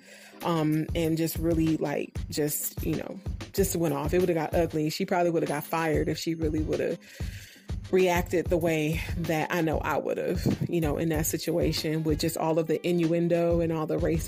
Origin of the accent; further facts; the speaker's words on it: Oakland, California, United States; moved away as an adult; also born or lived in Virginia; the Oakland that I grew up in.